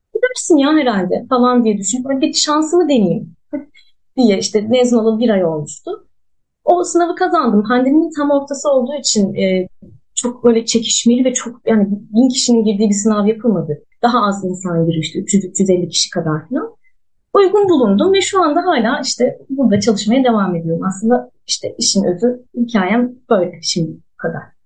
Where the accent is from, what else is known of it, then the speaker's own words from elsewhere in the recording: Ankara, Turkey; moved away as an adult; now in Mersin, Turkey; Ankara'da doğdum büyüdüm